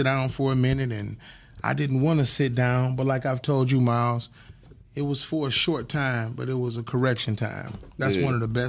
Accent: Detroit, Michigan, United States; I'm from State Fair and John R.

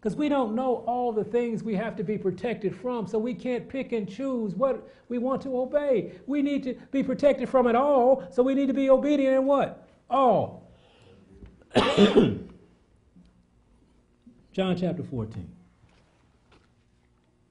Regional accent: United States; I'm American

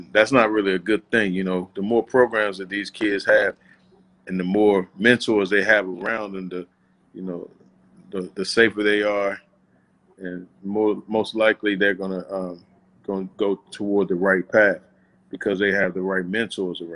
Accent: Washington, District of Columbia, United States; I was born in DC General Hospital. I went to Holy Redeemer. I grew up in Tyler House

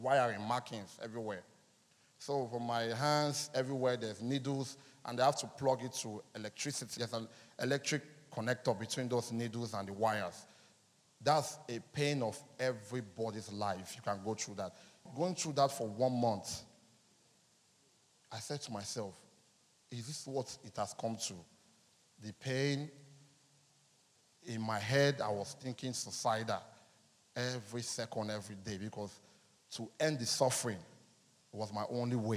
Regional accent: Anambra, Nigeria; I'm from Anambra State, in Orifte.

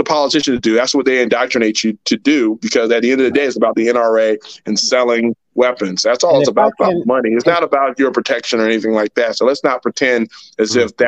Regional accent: United States; But as an American, I should be able to have both.

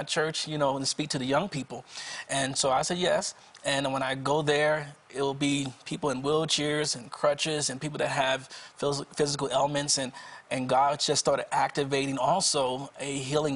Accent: Wilmington, Delaware, United States; I'm from Wilmington, Delaware, outside of the Philadelphia area.

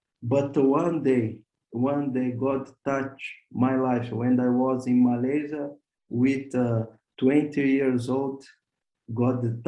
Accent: Porto Alegre, Rio Grande do Sul, Brazil; now in Slovenia; I come from Brazil. I born in Brazil, in Porto Alegre, south of Brazil.

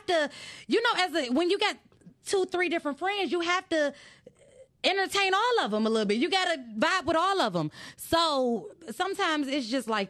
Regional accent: Detroit, Michigan, United States; I'm from Finkel, baby. Like, when you from that area

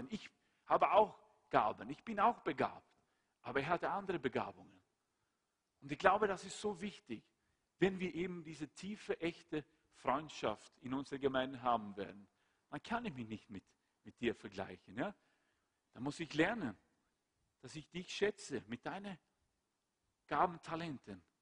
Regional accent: Sweden; Schweden, mein Heimatland, dann ist der Karl Gustav jetzt der König.

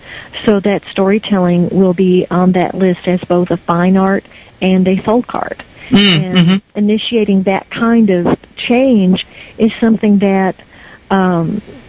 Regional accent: Meade County, Kentucky, United States; now in Frankfort, United States; I grew up in Meade County

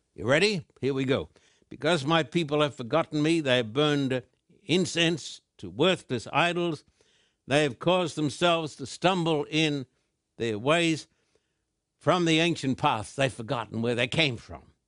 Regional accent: Australia; moved away as an adult; now in Southern California, United States; the land of my birth, the land down under, Australia

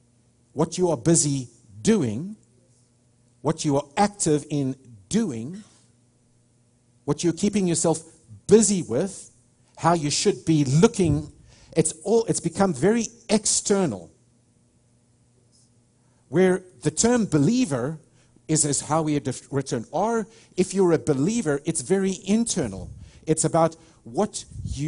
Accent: South Africa; moved away as an adult; now in United States; I'm a South African, I don't have an accent

